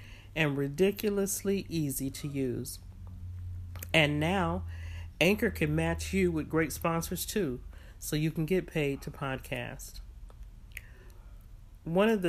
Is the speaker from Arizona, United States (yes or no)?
no; San Francisco, California, United States; born or raised there; moved away as an adult; also born or lived in San Jose